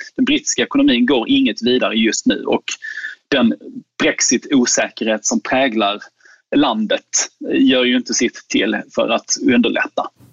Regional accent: Skåne, Sweden; jag är skåning

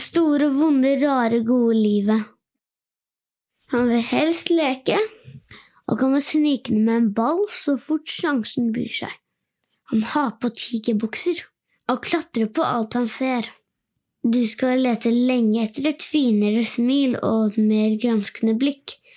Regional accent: Norway; Jeg er åtte år gammel og født og oppvokst i Norge

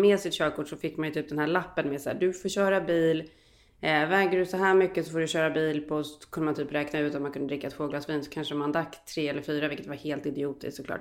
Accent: Sweden; moved away as an adult; also born or lived in United States; sen tog jag ju svenskt körkort när jag flyttade hem efter det

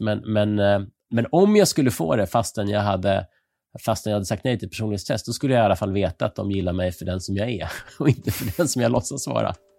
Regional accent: Sweden; som svensk

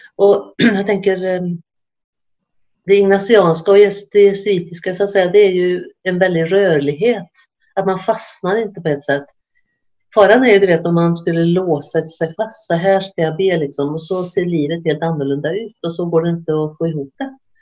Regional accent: Sweden; moved away as an adult; now in Norway; Jag är från Sverige

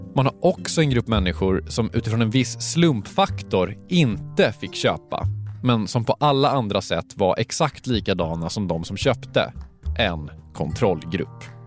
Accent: Stockholm, Stockholm County, Sweden; jag är från Stockholm.

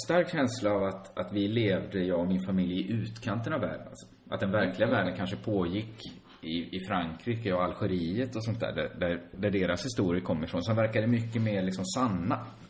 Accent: Borås, Västra Götaland, Sweden; Själv växte jag upp inne i centrala Borås

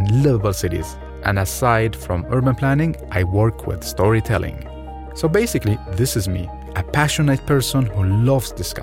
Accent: Baghdad, Baghdad Governorate, Iraq; moved away; I was born in Baghdad, Iraq, 1993, and grew up in a city full of people, around 5 million citizens

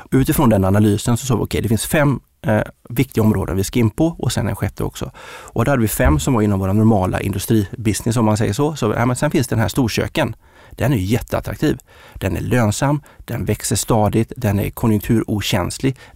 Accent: Uddevalla, Västra Götaland, Sweden; moved away; Jag är från Uddevalla

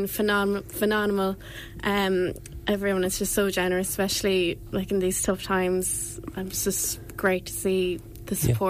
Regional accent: Ferns, Leinster, Ireland; Yeah, I'm from Ferns.

